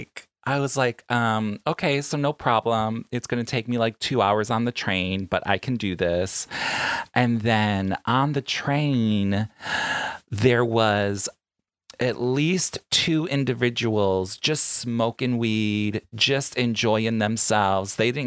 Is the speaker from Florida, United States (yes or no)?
no; New York, United States; now in Long Beach, United States; I'm a New Yorker, I'm used to taking the public transportation.